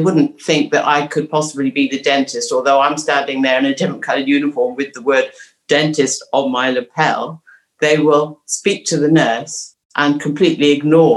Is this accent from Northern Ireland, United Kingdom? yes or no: no; Cornwall, South West England, United Kingdom; we're into the fourth generation here now